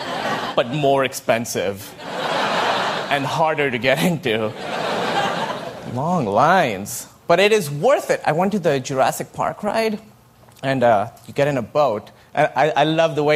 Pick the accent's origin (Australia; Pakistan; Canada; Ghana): Pakistan; moved away; I grew up in Pakistan